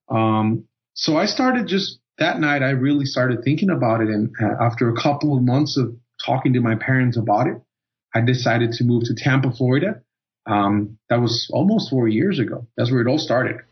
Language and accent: English; Costa Rica; moved away; I was born and raised in Costa Rica and growing up and being in high school